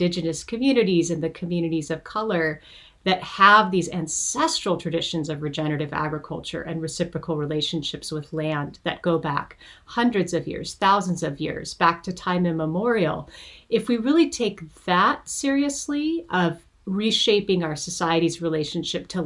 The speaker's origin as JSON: {"language": "English", "region": "Montana", "country": "United States", "tie": "born or raised there", "moved": "yes", "lives_now": "California, United States", "said": "I live and work in California now, even though I was born and raised in Montana"}